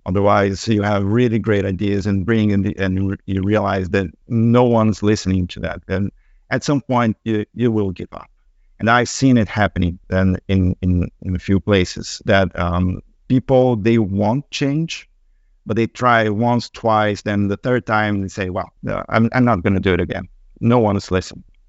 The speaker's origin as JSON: {"language": "English", "country": "Brazil", "moved": "yes", "said": "I come from Brazil"}